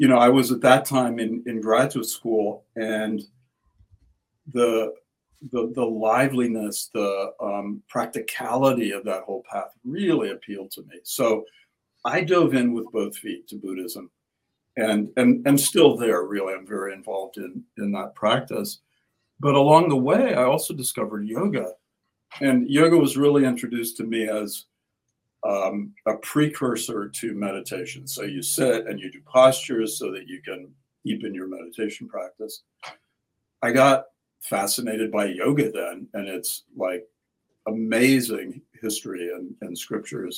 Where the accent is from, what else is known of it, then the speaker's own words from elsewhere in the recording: Midwest, United States; moved away; also born or lived in Europe / Boston; I grew up in the Midwest in a fairly religious Protestant family